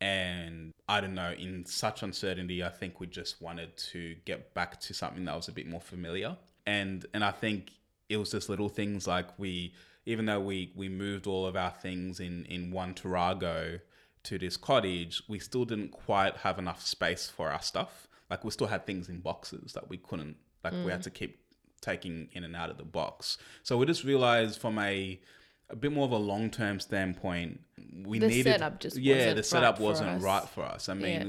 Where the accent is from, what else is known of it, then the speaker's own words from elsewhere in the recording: Canberra, Australian Capital Territory, Australia; now in Launceston, Australia; Even though originally we came from Canberra, which was triple or quadruple the size of Launceston